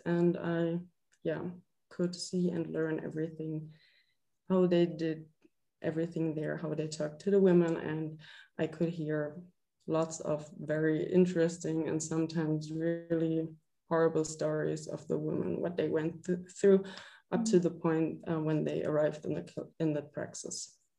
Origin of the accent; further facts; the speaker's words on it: Freiburg, Baden-Württemberg, Germany; moved away as an adult; now in Würzburg, Germany; I'm like originally from Freiburg. I don't know if you know that that's in the southwest of Germany.